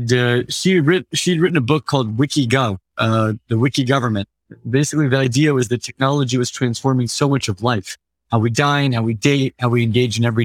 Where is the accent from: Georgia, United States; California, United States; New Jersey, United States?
California, United States; Central Valley, Northern; now in San Francisco, United States; I grew up in California, largely in Northern California, a couple hours outside San Francisco in the east, in the Central Valley